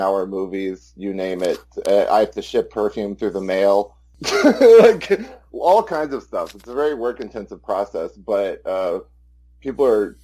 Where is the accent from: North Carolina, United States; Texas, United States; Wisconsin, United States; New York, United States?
Texas, United States; Austin; I'm white trash from Central Texas, Austin, Texas